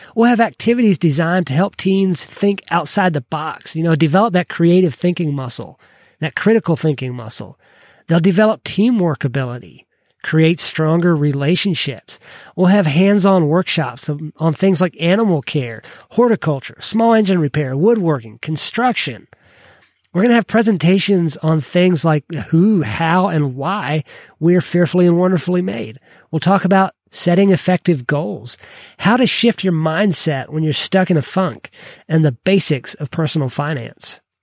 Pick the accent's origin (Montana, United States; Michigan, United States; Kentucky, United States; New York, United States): Kentucky, United States; I'm from Kentucky